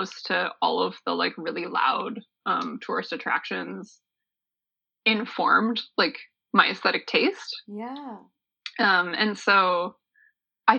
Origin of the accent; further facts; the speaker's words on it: Niagara Falls, Ontario, Canada; I grew up in Niagara Falls, just like a stone's throw away from Clifton Hill